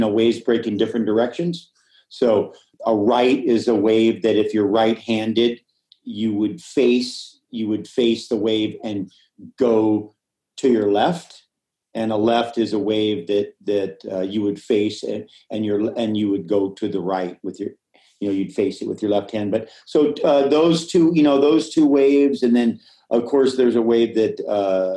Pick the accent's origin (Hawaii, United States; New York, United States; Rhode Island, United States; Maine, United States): Hawaii, United States; I grew up in Hawaii